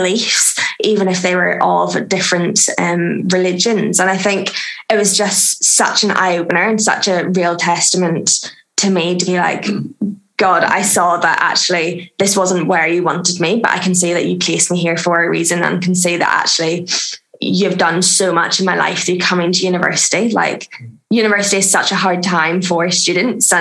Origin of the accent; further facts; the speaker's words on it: Northern Ireland, United Kingdom; moved away; I am originally from Northern Ireland, if you can't tell because of the accent